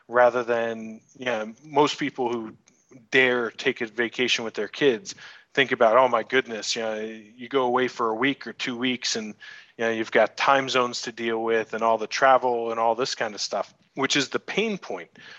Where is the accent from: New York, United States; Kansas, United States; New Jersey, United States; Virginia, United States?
New York, United States; moved away as an adult; also born or lived in Buenos Aires, Argentina; now in Bali, Indonesia; I'm from New York originally